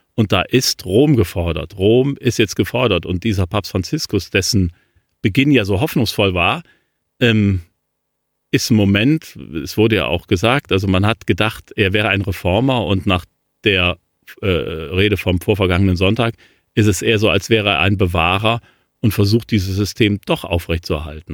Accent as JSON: {"language": "German", "town": "Cologne", "region": "North Rhine-Westphalia", "country": "Germany", "tie": "born or raised there", "said": "Köln, ähm, meiner Heimatstadt"}